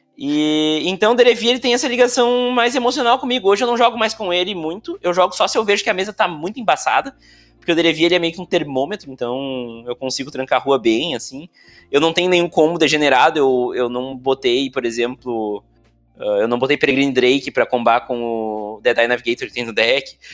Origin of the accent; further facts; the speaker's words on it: Montenegro, Rio Grande do Sul, Brazil; eu me criei e cresci, criado e moro em Montenegro, no Rio Grande do Sul